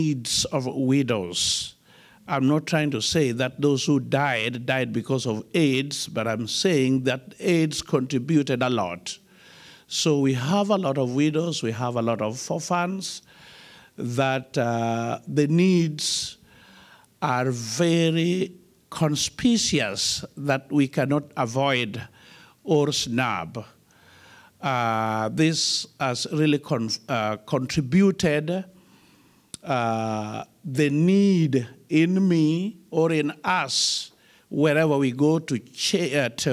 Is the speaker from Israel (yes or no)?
no; Kenya; born and bred in Africa, in a country called Kenya